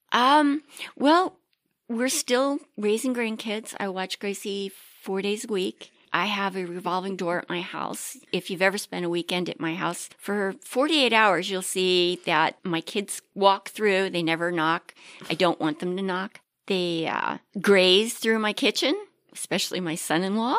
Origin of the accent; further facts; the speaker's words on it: Maryland, United States; moved away as an adult; also born or lived in Pittsburgh; now in Ohio, United States; I was raised on Maryland steamed crabs